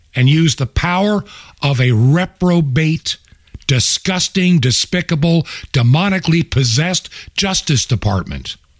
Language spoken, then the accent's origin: English; United States; as a child being an American